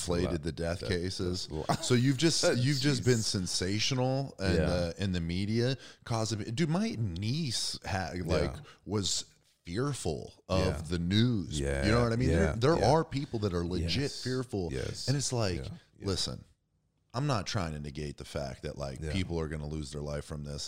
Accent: Erie, Pennsylvania, United States; I'm from Erie, Pennsylvania.

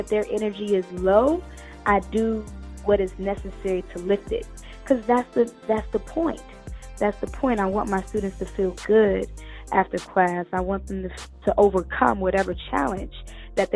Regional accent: Cleveland, Ohio, United States; moved away as an adult; now in Atlanta, United States; I'm from Cleveland, Ohio. I'm a northern girl. I came down to Atlanta about 5-6 years ago

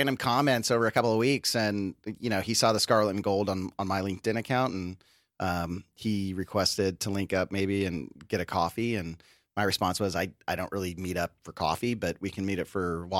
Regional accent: California, United States; I'm from California. It starts with a six.

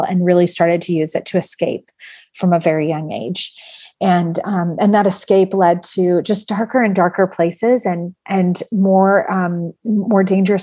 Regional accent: San Francisco Bay Area, California, United States; I grew up in the San Francisco Bay Area

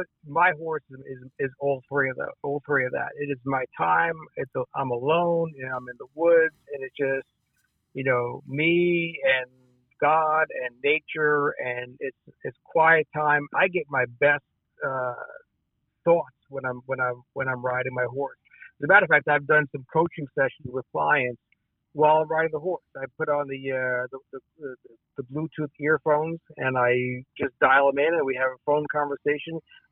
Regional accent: New York City, New York, United States; New York City.

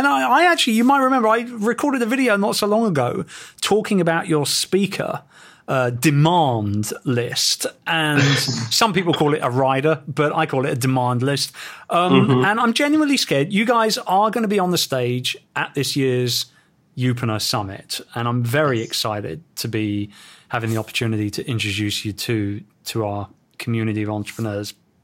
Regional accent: England, United Kingdom; our motherland of England.

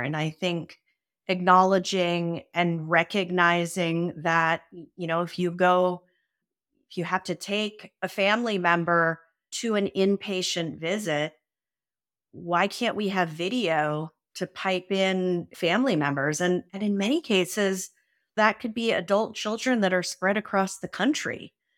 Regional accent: San Francisco, California, United States; I grew up in San Francisco in the eighties

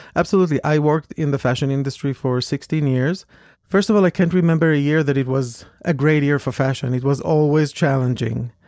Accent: Israel; moved away as an adult; also born or lived in New York; I came from Israel. I came from a small, rather small town compared to New York.

